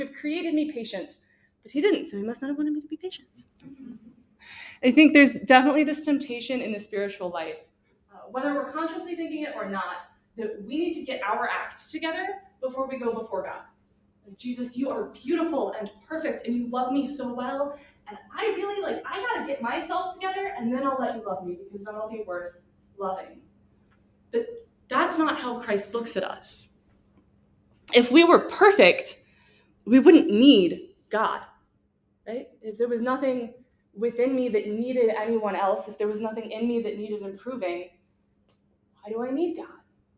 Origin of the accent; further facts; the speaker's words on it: Missouri, United States; I'm from Missouri